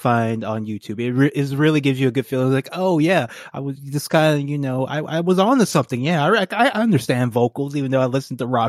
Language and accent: English; Baton Rouge, Louisiana, United States; I lived in Baton Rouge